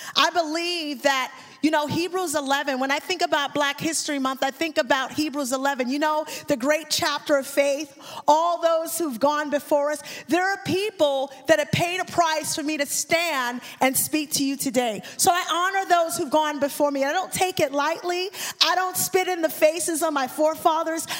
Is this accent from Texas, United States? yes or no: yes; Dallas, Texas, United States; I am from Dallas, Texas